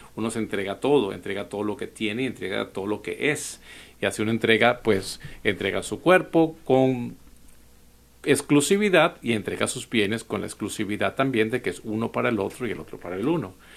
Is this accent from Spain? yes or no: no; Venezuela; now in United States; un dicho venezolano de donde soy